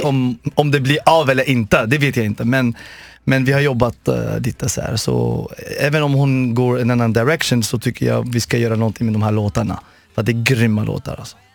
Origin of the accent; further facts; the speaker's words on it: Morocco; moved away; also born or lived in Sweden / Los Angeles, United States; jag kommer från Marocko från början